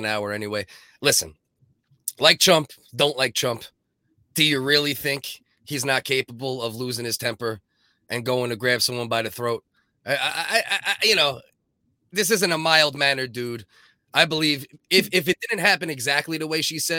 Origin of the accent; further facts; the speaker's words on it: New York City, New York, United States; I'm from Staten Island. I'm from Staten Island